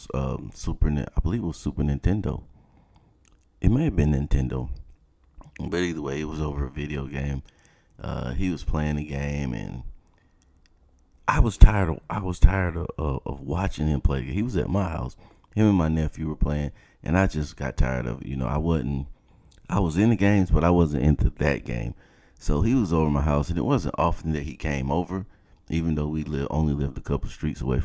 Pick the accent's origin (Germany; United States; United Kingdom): United States; South Georgia; moved away; growing up in South Georgia